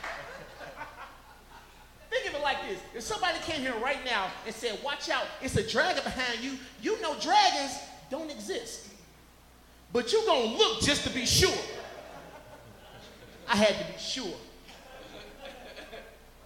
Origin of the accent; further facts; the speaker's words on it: Chicago, Illinois, United States; now in Colorado, United States; growing up in Chicago, I was raised around all black people